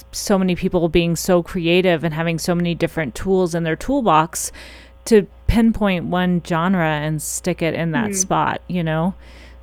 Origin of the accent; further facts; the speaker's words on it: Missouri, United States; moved away; I'm from Missouri, so when I was there, I did some concert production stuff